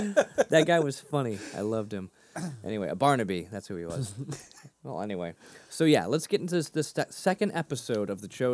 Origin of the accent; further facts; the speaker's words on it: Massachusetts, United States; I taught myself to get my R's back. I grew up near Boston. But I taught myself to get my R's back when I was about 11.